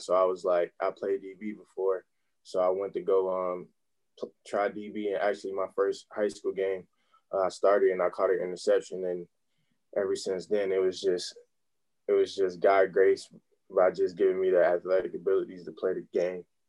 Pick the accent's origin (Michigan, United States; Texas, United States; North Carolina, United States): North Carolina, United States; Charlotte; I'm from Charlotte, North Carolina, uh, here in the United States.